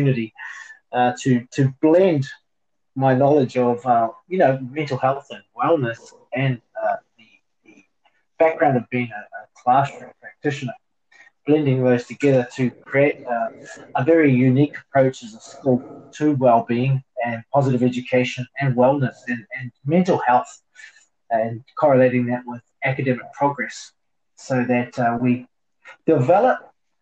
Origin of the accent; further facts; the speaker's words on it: New Zealand; moved away as an adult; now in Hong Kong; New Zealand.